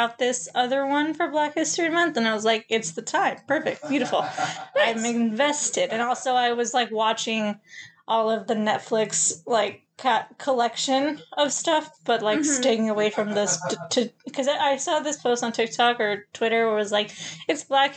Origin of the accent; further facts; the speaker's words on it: Los Angeles, California, United States; Also, I was born in Hollywood.